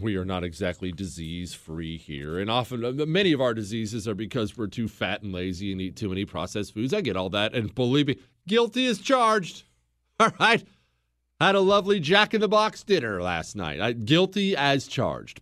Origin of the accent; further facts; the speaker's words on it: Montana, United States; I grew up in Montana.